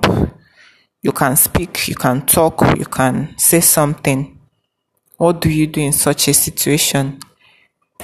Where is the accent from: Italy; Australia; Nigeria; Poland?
Nigeria; We are all Nigerian.